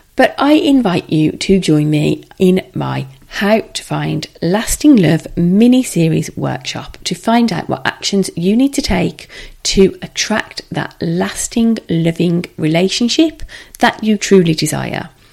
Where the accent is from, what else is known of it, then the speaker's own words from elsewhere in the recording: Midlands, United Kingdom; we are both from the Midlands